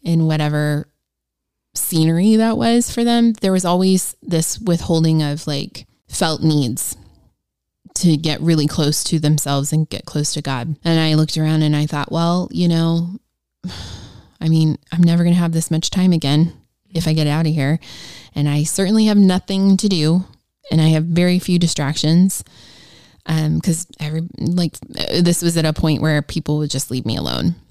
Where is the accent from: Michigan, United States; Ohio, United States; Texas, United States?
Ohio, United States; I am a school teacher from Ohio